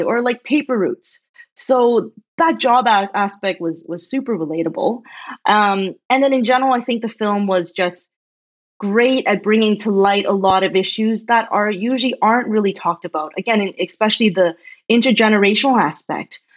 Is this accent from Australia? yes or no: no; just outside Toronto, Ontario, Canada; also born or lived in China; I'm a Chinese Canadian that was born in China and I came to Canada when I was six. And I grew up just outside Toronto in a small town.